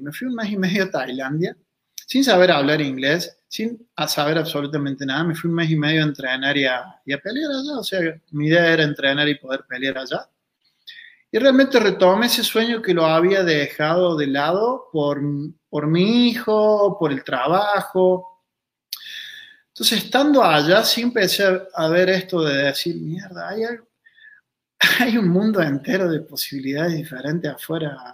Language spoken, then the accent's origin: Spanish; Río Cuarto, Córdoba, Argentina; soy argentino, nací en Río Cuarto, Córdoba